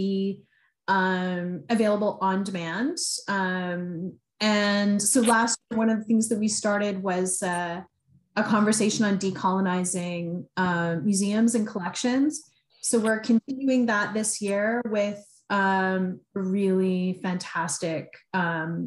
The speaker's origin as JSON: {"language": "English", "area": "Niagara", "region": "Ontario", "country": "Canada", "tie": "born or raised there", "moved": "yes", "lives_now": "Toronto, Canada", "said": "I grew up in Niagara"}